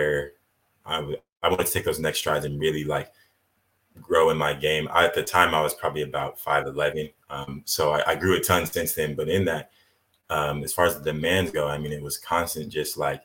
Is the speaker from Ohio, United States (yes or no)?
no; Idaho, United States; also born or lived in Riverside, California; I was born in Riverside, California, raised in Idaho. So spent most of my life here